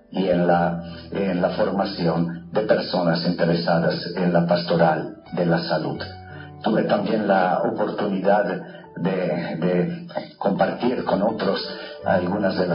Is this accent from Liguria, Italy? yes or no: no; Trento, Trentino-Alto Adige, Italy; moved away; also born or lived in Verona / Rome; Nací en Italia hace 60 años y viví mis primeros años de vida en, eh, cerca de la ciudad de Trento, donde se celebró en el 1500 un famoso concilio ecuménico en el norte de Italia.